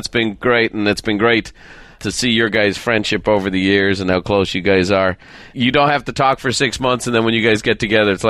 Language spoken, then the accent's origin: English; Ireland; I'm an Irishman. I'm from a little town.